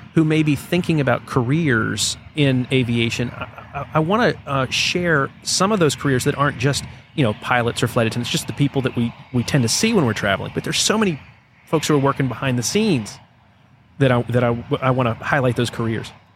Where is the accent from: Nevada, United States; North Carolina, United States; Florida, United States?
North Carolina, United States; Greensboro; born or raised there